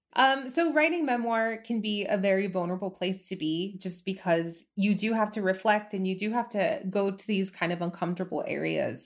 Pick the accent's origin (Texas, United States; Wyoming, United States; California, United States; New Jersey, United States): Texas, United States; El Paso; I'm from El Paso, I grew up here, I moved away for a while, but then I came back